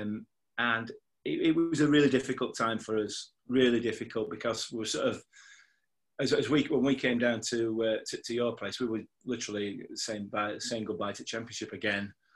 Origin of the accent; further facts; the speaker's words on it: Yorkshire and the Humber, United Kingdom; I'm a Yorkshireman, I'm a pessimist by nature